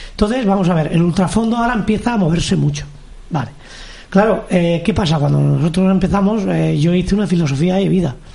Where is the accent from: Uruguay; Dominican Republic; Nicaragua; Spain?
Spain; soy el primer español en la historia que he hecho esa prueba, 250 kilómetros corriendo de Atenas Esparta, es la más dura del mundo.